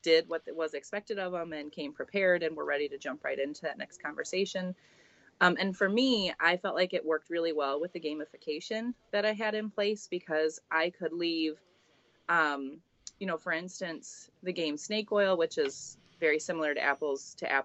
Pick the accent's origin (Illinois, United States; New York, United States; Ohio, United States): Illinois, United States; Peoria; I am from Central Illinois, actually Peoria area